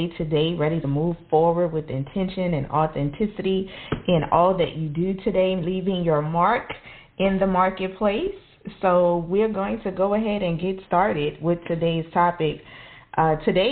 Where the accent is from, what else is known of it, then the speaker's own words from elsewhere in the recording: New Orleans, Louisiana, United States; I grew up in New Orleans. I grew up in the projects